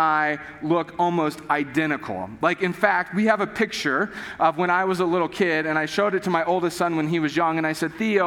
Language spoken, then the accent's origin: English; United States; we grew up in America, most of us have grown up in the U.S.